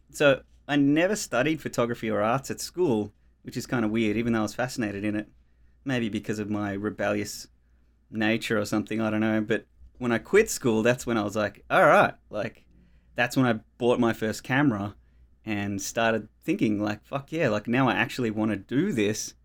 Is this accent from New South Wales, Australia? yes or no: no; Melbourne, Victoria, Australia; moved away as an adult; now in Tasmania, Australia; I grew up in Australia in Melbourne, um, in the outer eastern suburbs, in the Dandenongs, um, in Upway